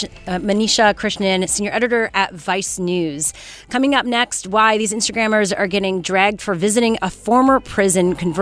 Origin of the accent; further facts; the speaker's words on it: Canada; And I'm Canadian, too.